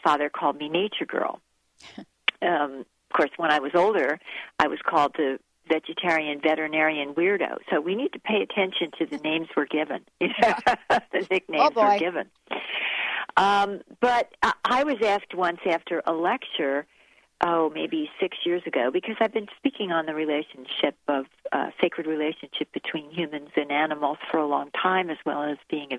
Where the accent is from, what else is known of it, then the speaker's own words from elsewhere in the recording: New Jersey, United States; I'm a Jersey girl